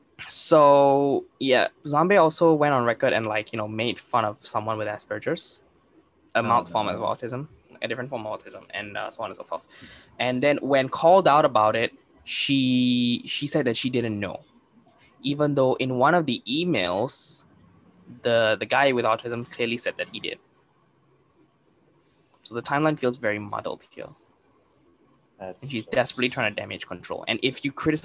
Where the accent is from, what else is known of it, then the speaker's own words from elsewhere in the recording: Singapore; I'm Indian. Hamza's Malay. We live in Singapore, which is Asia.